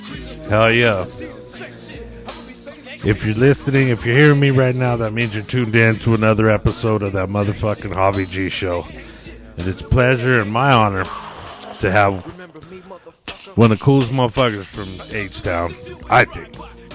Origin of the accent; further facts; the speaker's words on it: Pueblo, Colorado, United States; You don't ever, growing up here, because I'm not from Denver.